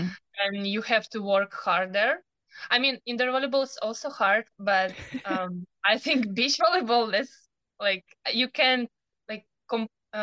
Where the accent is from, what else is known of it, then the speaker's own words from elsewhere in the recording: Ukraine; English is a second language; moved away as an adult; also born or lived in Zaporizhzhia, Ukraine; now in Fort Worth, United States; I'm 19 and I was born in Ukraine.